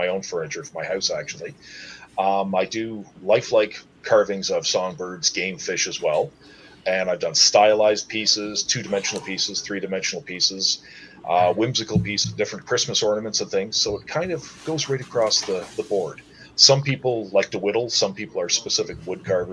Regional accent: Wasaga Beach, Ontario, Canada; growing up in Wasaga Beach, there wasn't the population there was now.

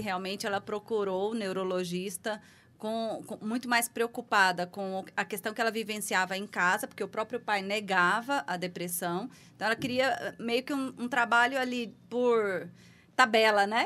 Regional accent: Goiás, Brazil; moved away as an adult; also born or lived in Goiânia; now in São Paulo, Brazil; há cinco anos em São Paulo, mas sou de Goiás

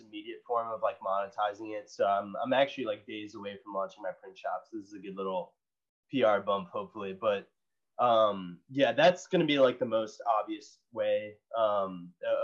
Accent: United States; growing up in America

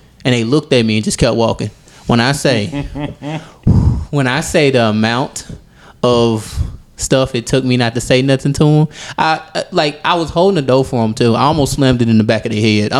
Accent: Mississippi, United States; moved away as an adult; now in Georgia, United States; I'm from Mississippi.

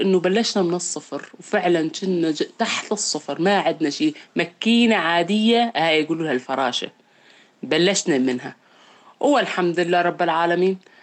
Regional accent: Raqqa, Raqqa Governorate, Syria; من الرقة

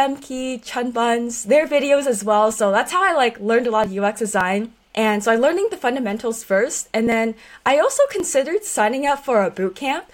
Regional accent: Silicon Valley, California, United States; being born and raised in Silicon Valley

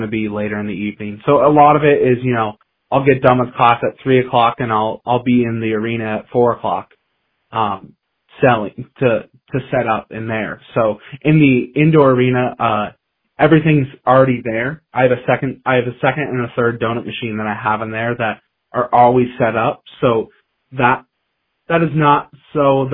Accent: Pella, Iowa, United States; now in Cedar Falls, United States; I'm from Pella, Iowa, which is a smaller town 2 hours south

